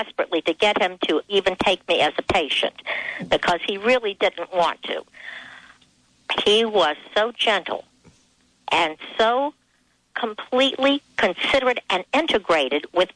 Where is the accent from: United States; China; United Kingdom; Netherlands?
United States; East Coast; I'm from the East Coast, and we are very fast over here